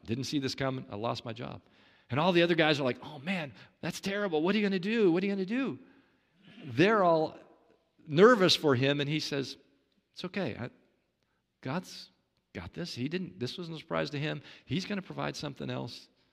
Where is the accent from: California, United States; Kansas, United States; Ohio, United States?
Kansas, United States; Kansas City; I, I grew up in Kansas City, Kansas, Tornado Alley